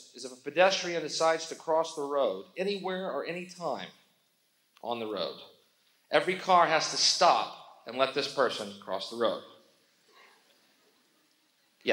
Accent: United States; I was born screaming in America

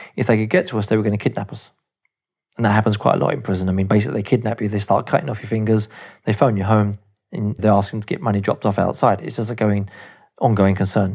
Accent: England, United Kingdom; moved away; as an Englishman in Argentina

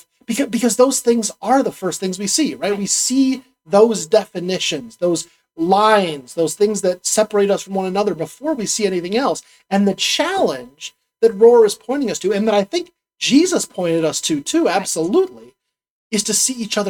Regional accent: United States; I'm a Christian, and I'm an American

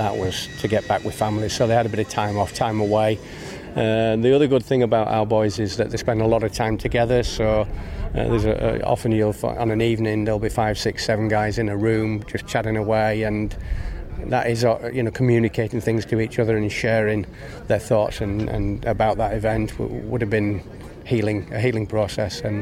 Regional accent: England, United Kingdom; moved away as an adult; now in Bangladesh; as an Englishman

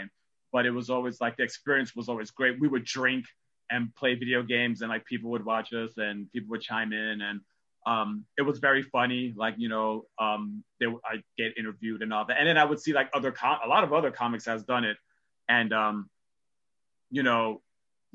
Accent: New York, United States; I'm a New Yorker.

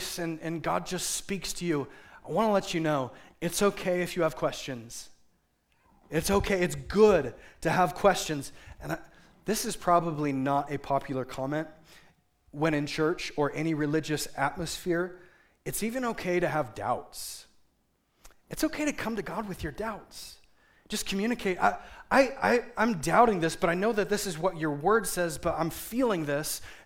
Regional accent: Seattle, Washington, United States; moved away; I come from Seattle

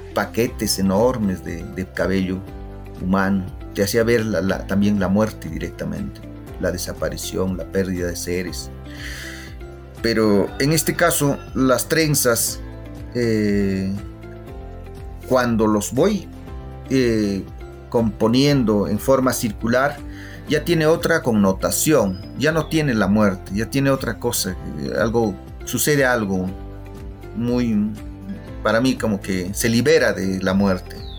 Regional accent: Huancayo, Junín, Peru; moved away as an adult; also born or lived in Germany; Mi infancia en, en, Huancayo o en, mi pueblo

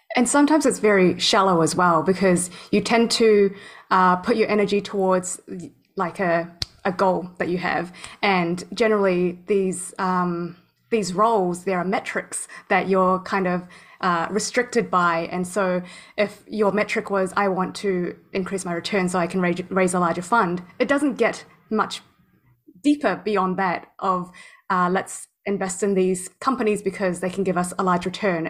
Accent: New Zealand; also born or lived in Thailand; I was actually growing up in New Zealand. I went to school in New Zealand. Um, so it was three quarters of the year I was in New Zealand

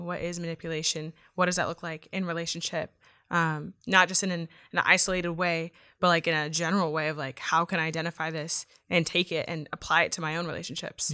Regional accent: Yuba City, California, United States; I'm from Yuba City, so I'm an hour away

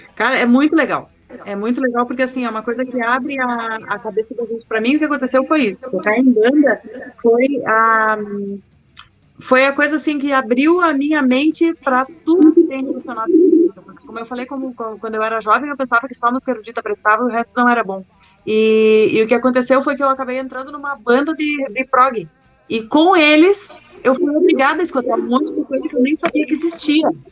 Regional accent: interior of Rio Grande do Sul, Brazil; moved away; Eu sou do Rio Grande do interior do Rio Grande do Sul, entendeu? E então, assim, lá não tem um, um na época, pelo menos que eu morava lá

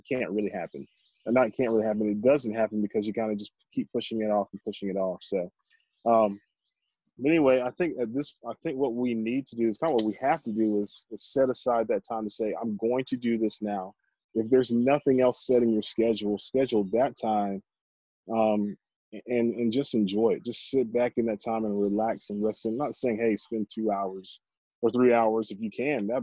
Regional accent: Columbia, South Carolina, United States; I grew up in Columbia, South Carolina

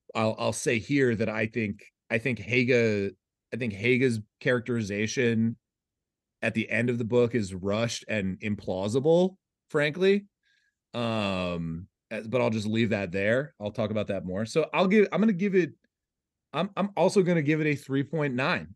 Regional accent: United States

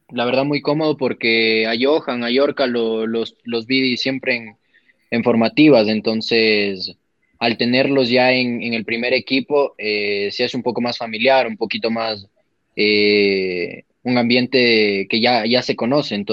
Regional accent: Quito, Pichincha, Ecuador; Yo soy de acá de Quito, eh, del Comité del Pueblo. Del Comité del Pueblo soy yo.

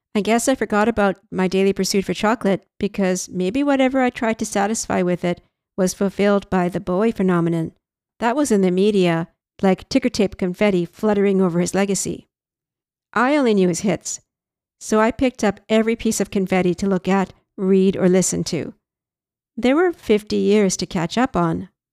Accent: Canada; I'm Canadian

